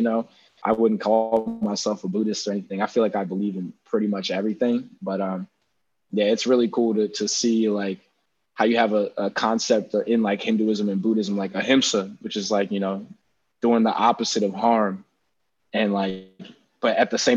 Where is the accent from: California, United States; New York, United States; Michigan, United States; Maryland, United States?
Maryland, United States; Baltimore; I actually grew up in like suburban Baltimore.